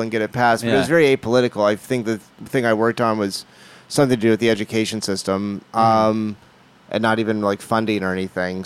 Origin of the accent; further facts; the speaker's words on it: Orange Park, Florida, United States; also born or lived in Texas; I grew up right outside Jackson, this town called Orange Park. And I was born in Texas, moved but grew up mainly in Northeast Florida.